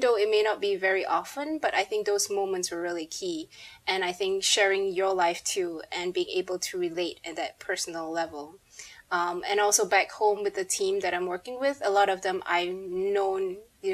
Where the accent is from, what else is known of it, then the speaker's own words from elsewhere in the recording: Malaysia; I have a Malaysian passport